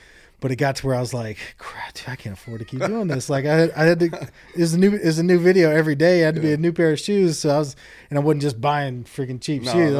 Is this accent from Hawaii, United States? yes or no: yes; Hawaii, United States; born there; Or, oh, yeah, I was born in Hawaii. Like, oh, you're born in Hawaii? Like, yeah.